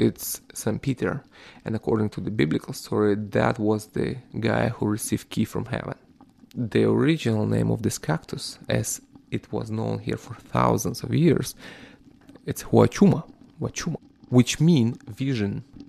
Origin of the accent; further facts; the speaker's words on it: Ukraine; I'm originally from Ukraine.